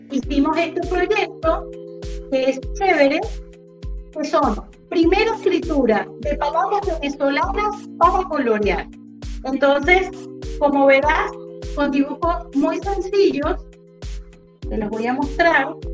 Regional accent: Uruguay; born there; moved away; Como te decía, yo soy uruguaya y este, de nacimiento y siempre, como emigrante

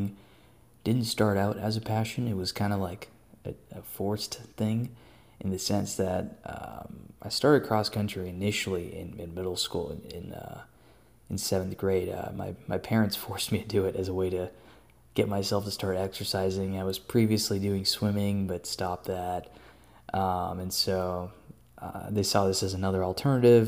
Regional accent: Austin, Texas, United States; also born or lived in Hyderabad, India; Born and raised in Austin, Texas

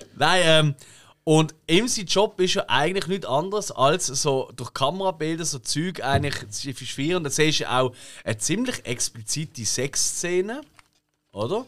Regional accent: Basel, Basel-Stadt, Switzerland; wir sind Basler

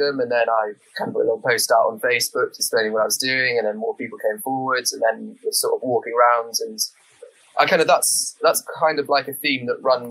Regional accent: St Davids, Wales, United Kingdom; I grew up in St. David's

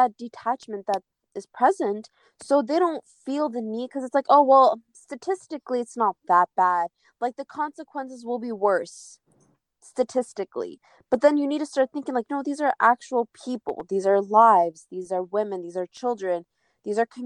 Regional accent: United States; we're Kurdish, but we live in America, and we grew up here, we're born here, raised here

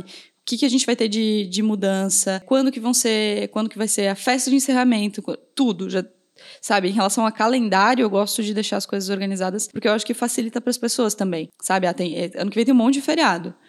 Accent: Pinhalzinho, Santa Catarina, Brazil; now in Blumenau, Brazil; lá em Pinhalzinho, na cidade de onde eu vim

